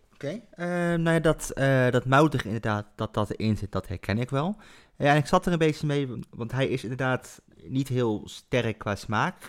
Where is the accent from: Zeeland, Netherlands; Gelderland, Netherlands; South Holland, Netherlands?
Gelderland, Netherlands; Culemborg; now in Nijmegen, Netherlands; vlakbij waar ik opgegroeid ben in Culemborg.